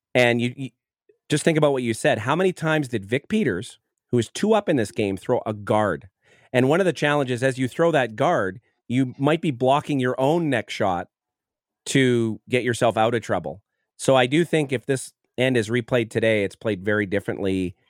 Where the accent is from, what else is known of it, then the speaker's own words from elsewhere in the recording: Manitoba, Canada; a junior and a kid growing up in Manitoba